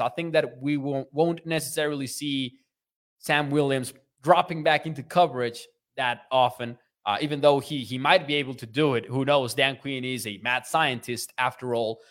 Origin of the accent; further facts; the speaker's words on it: Mexico; I am from Mexico